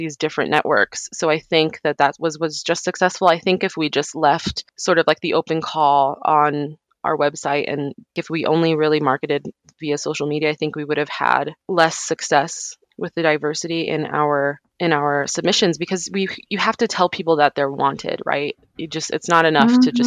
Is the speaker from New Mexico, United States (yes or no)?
yes; New Mexico, United States; I grew up in New Mexico